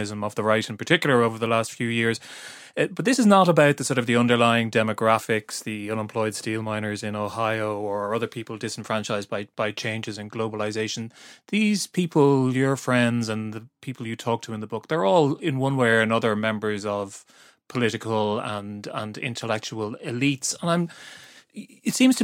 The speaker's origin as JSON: {"language": "English", "country": "Ireland", "said": "I'm Irish"}